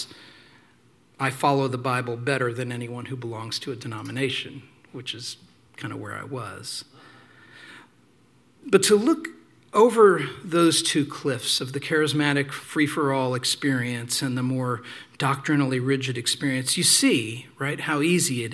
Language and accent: English; small town Indiana, United States; I also started going to this charismatic church down the street because in small town Indiana, there weren't a lot of choices